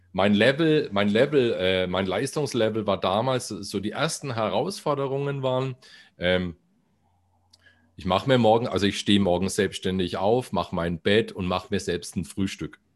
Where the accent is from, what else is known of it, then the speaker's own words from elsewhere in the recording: Bamberg, Bavaria, Germany; accent: Franconian R; now in Bayreuth, Germany; weil das meine Heimatstadt